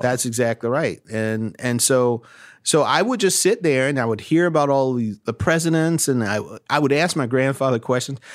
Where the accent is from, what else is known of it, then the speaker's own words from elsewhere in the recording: Orangeburg, South Carolina, United States; a black kid growing up in, uh, town like Orangeburg, my hometown